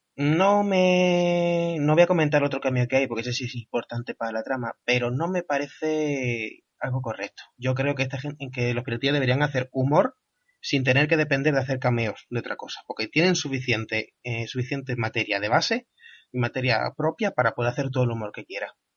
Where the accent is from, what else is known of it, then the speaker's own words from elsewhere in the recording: Andalusia, Spain; como andaluz que soy